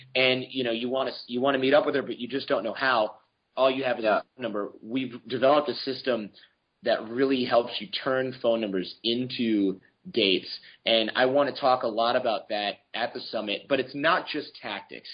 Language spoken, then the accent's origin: English; Michigan, United States; also born or lived in New York; now in California, United States; I was born in Michigan, which is cold and snowy, and then I lived in New York